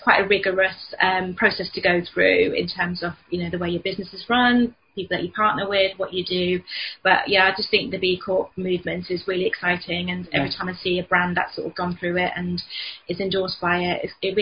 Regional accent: London, United Kingdom; moved away as an adult; also born or lived in Hull; now in Selby, United Kingdom; we're from London, when we moved up to Yorkshire

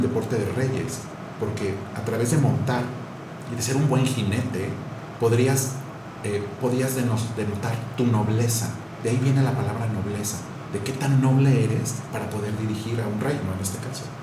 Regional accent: Querétaro, Mexico; moved away; also born or lived in United States / Europe; Yo, yo soy queretano

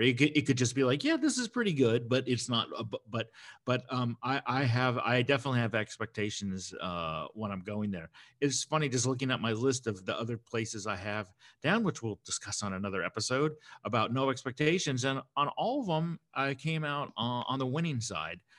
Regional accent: United States; I'm American

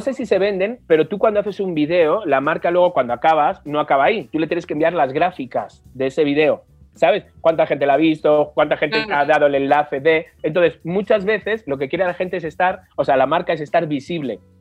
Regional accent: Spain; moved away

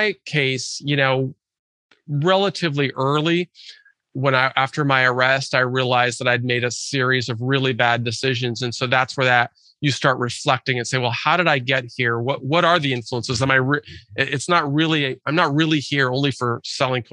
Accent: Lake Forest Park, Washington, United States; I grew up in Lake Forest Park, which is a suburb of North Seattle

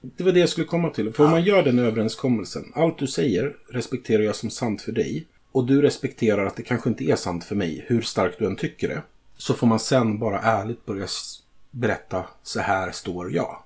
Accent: Sweden

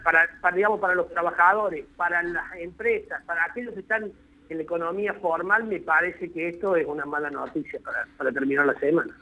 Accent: Argentina

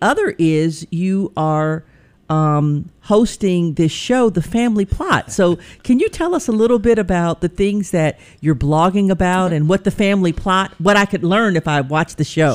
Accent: Pine Bluff, Arkansas, United States; when I was growing up in Pine Bluff, Arkansas.

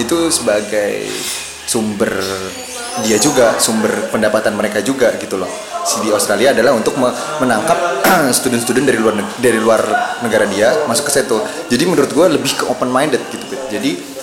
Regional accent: Indonesia; moved away; gue sendiri orang Indo

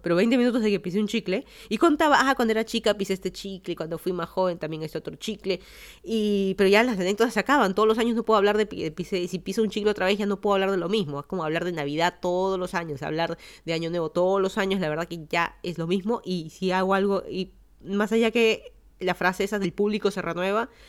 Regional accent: Lima, Peru; moved away as an adult; also born or lived in Miami, Florida, United States; now in Fairfax County, United States; yo soy de Lima, Perú, me mudé a Estados Unidos hace más de seis años

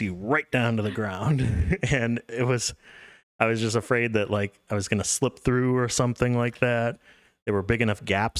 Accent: Missouri, United States; I'm from Missouri.

